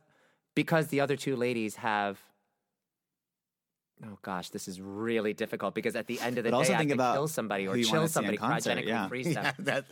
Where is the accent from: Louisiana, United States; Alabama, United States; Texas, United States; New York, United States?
New York, United States; Brooklyn; accent: Brooklyn; I mean, I grew up in Brooklyn. I used to say coffee, chocolate, water. It took hours to, like, knock that out of your system.